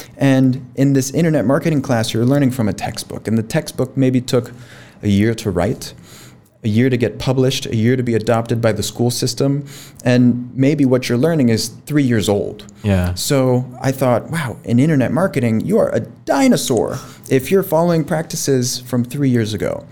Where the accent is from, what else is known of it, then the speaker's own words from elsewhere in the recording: Miami, Florida, United States; moved away as an adult; now in Pakistan; born and raised in Miami, Florida, in the United States